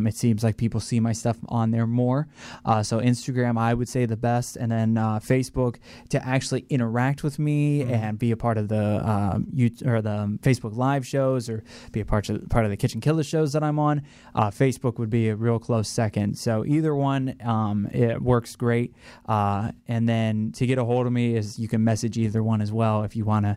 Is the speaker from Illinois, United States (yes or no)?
no; Ohio, United States; moved away as an adult; now in Florida, United States; I loved growing up in Ohio, but once you get to a certain age, it's like, it's time to go. And, you know, 2008, I was almost 21, and I moved down to Florida